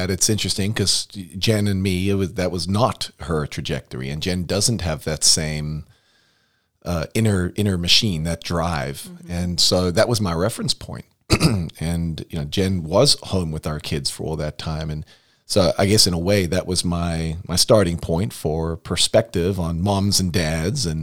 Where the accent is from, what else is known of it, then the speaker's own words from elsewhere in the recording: United States; moved away as an adult; also born or lived in Florida / North Carolina; now in Des Moines, United States; Where are you from? Uh, the Quad Cities.